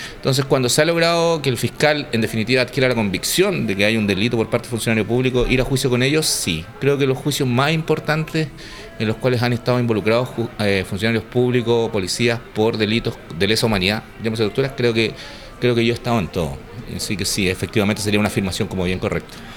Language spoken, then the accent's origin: Spanish; Santiago, Santiago Metropolitan Region, Chile; yo estudiaba en el Nacional